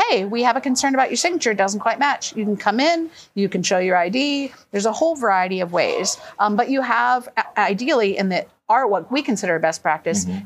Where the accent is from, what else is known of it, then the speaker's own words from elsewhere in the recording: Oregon, United States; I'm from Oregon, where we have been voting at home since the year 2000